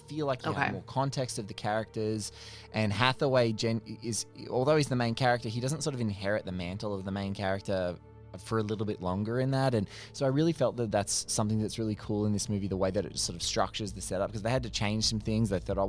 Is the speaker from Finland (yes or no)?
no; Australia; look, as an Australian, Chris Hemsworth's accent is just is something that's